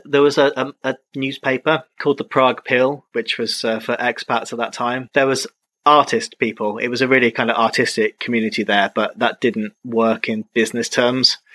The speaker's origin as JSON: {"language": "English", "region": "England", "country": "United Kingdom", "also_born_or_lived": "Czech Republic / China", "moved": "as an adult", "said": "Now I've moved back to my home country"}